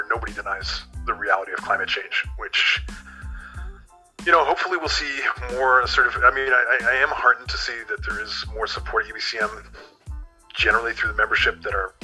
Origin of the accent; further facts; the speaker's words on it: Vancouver, British Columbia, Canada; I grew up in Vancouver